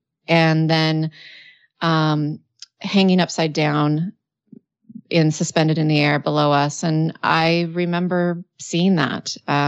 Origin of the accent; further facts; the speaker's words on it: Washington, United States; I was born and raised in Washington State, and it was in the desert part of that state.